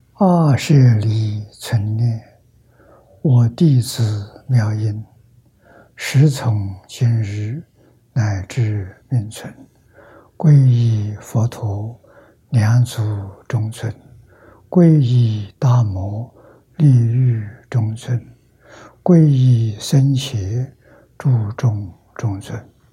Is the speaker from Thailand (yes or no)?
no; China; 我们中国人讲虚岁